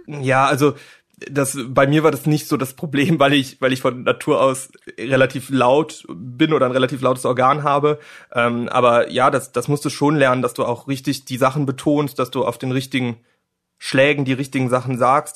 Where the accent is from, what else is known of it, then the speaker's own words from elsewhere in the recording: near Cologne, North Rhine-Westphalia, Germany; Ich komme aus der Nähe von Köln